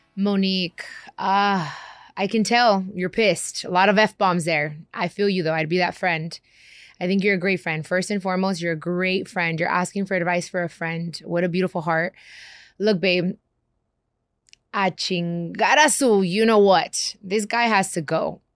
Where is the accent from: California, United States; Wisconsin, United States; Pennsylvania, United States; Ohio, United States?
California, United States; Long Beach; also born or lived in Compton, California; I grew up in Long Beach and in Compton